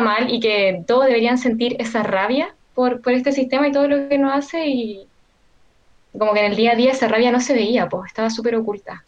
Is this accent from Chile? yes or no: yes; Maipú, Santiago Metropolitan Region, Chile; yo soy de Maipú